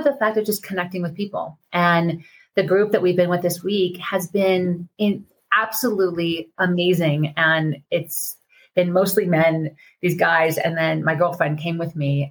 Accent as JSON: {"language": "English", "region": "Colorado", "country": "United States", "said": "I'm from Colorado in the mountains"}